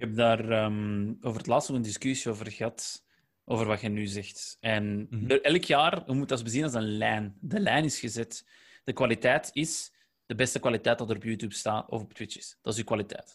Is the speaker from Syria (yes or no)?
no; Flanders, Belgium; accent: Flemish; wij zijn wel Vlaams, hè, wij hebben een Vlaams accent